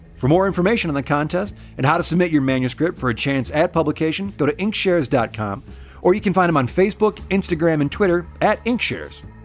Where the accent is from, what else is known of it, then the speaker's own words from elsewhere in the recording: Allen Park, Michigan, United States; I'm from Allen Park